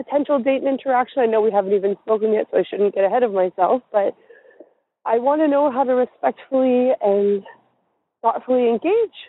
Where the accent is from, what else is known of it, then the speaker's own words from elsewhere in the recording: Canada; I'm a 32-year-old queer woman from Canada